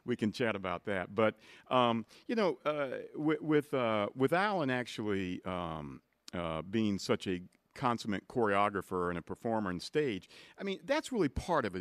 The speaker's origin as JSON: {"language": "English", "area": "outside of Dayton", "region": "Ohio", "country": "United States", "tie": "born or raised there", "said": "where I grew up outside of Dayton, Ohio"}